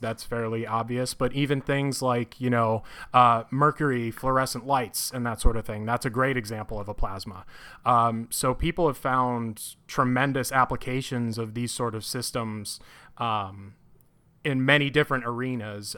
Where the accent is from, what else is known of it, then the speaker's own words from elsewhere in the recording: Connecticut, United States; moved away as an adult; now in Urbana-Champaign, United States; I'm originally from Connecticut